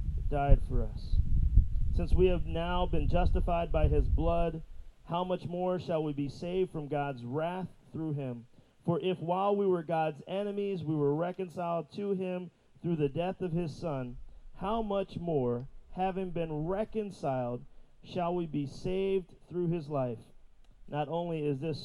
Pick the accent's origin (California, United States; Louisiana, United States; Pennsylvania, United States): Pennsylvania, United States; Philadelphia; I'm from Philadelphia. For those who might not know, I pastor a really small but really fantastic church back in Philly